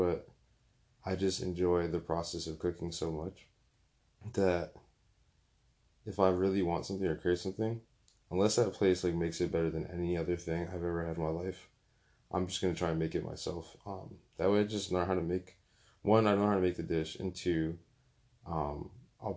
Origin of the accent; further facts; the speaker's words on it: Bloomfield, Connecticut, United States; also born or lived in West Hartford; growing up in Bloomfield, going to school in West Hartford